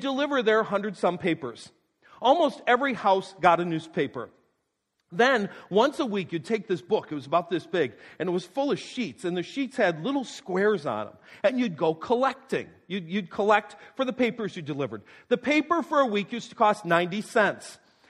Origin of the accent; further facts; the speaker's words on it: North Tonawanda, New York, United States; my hometown North Tondawanda